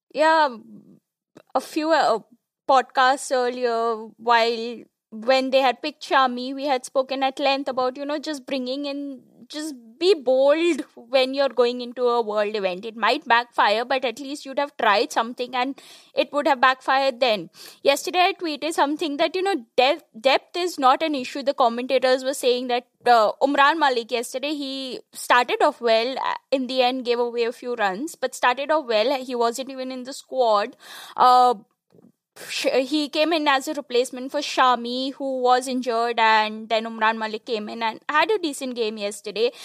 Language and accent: English; India; an Indian cricket fan